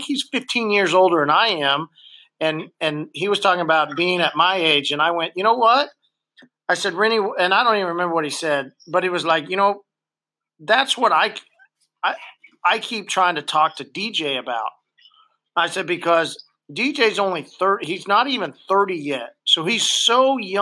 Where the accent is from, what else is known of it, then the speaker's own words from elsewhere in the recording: Oklahoma, United States; since we're from Oklahoma